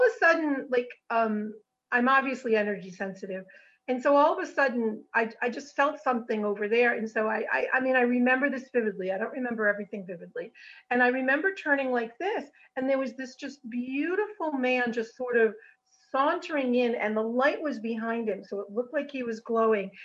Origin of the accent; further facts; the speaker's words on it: Rhode Island, United States; So originally, I'm from Rhode Island.